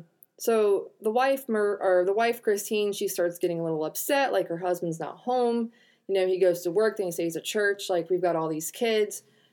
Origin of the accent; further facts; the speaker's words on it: United States; I'm from America and that's how we talk.